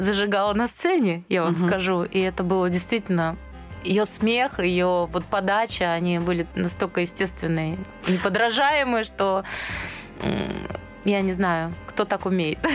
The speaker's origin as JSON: {"language": "Russian", "town": "Dnipro", "region": "Dnipropetrovsk Oblast", "country": "Ukraine", "also_born_or_lived": "Moscow", "moved": "yes", "said": "мы из Днепропетровска обе"}